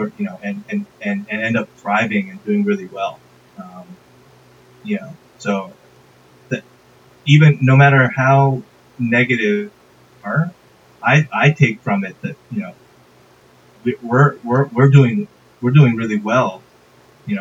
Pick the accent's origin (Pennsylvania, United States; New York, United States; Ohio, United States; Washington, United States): New York, United States; Westchester; now in Fort Lee, United States; I grew up in Westchester, New York.